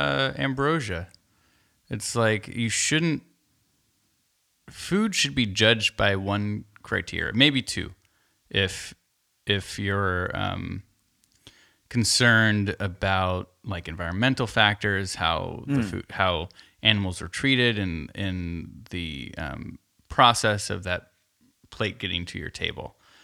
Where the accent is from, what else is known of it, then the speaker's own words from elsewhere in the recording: California, United States; I grew up in the Bay Area and all that bullshit.